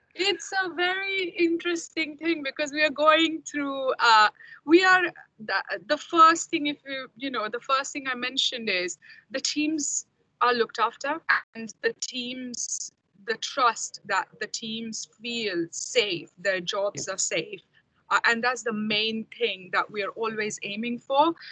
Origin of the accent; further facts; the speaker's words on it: India; moved away as an adult; now in United Kingdom; I'm from India originally, and I came to UK about 16 years ago. Um, did my masters here